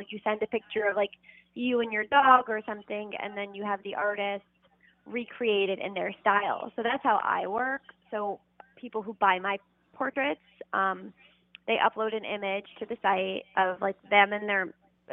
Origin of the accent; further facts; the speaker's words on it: New York City, New York, United States; So I'm from New York City. I was born and raised here.